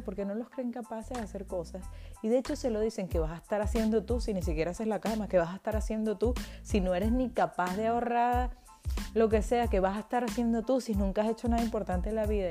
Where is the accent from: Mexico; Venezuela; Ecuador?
Venezuela; moved away as an adult; now in Spain; soy emprendedora venezolana